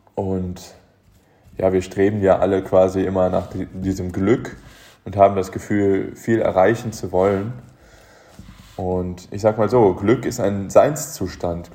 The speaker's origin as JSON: {"language": "German", "town": "Aachen", "region": "North Rhine-Westphalia", "country": "Germany", "tie": "born or raised there", "moved": "yes", "said": "in meiner Heimatstadt, ich komme ursprünglich aus Aachen"}